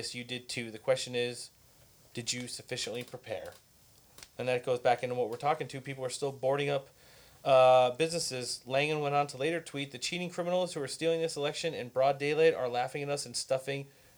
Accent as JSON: {"language": "English", "region": "Southern California", "country": "United States", "said": "we're all from Southern California"}